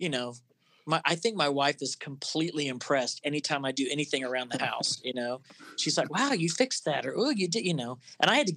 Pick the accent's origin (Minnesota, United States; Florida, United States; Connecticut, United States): Florida, United States; I grew up in Florida